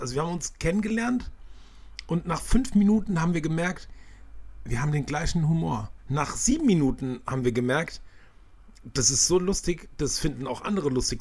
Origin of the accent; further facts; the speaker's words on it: Maintal, Hesse, Germany; die zwei Mit-40er gebürtigen Hanauer Dörnichheimer